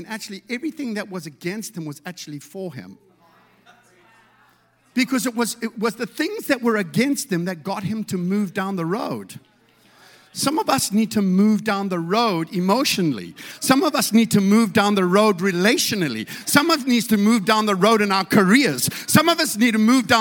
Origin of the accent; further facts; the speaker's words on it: South Africa; I come from South Africa